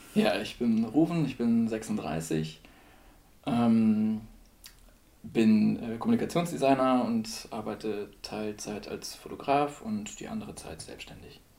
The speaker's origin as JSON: {"language": "German", "town": "Celle", "region": "Lower Saxony", "country": "Germany", "tie": "born or raised there", "moved": "as an adult", "lives_now": "Würzburg, Germany", "said": "ich komme ursprünglich aus Celle"}